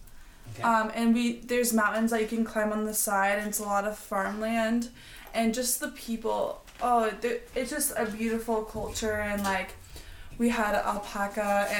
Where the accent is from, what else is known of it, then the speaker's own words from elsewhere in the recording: Nebraska, United States; moved away; also born or lived in Colorado; I grew up in Nebraska.